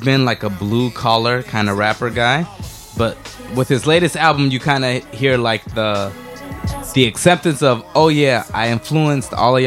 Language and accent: English; Atlanta, Georgia, United States; I'm from Atlanta